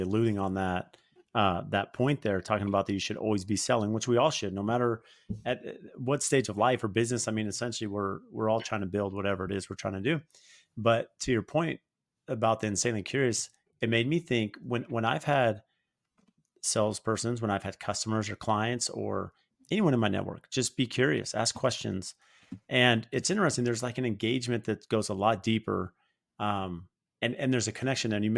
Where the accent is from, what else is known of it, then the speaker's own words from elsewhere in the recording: Phoenix, Arizona, United States; I'm from Phoenix